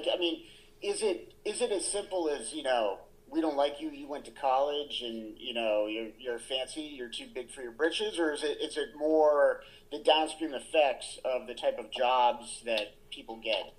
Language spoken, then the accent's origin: English; New England, United States; when you and I grew up in New England, right?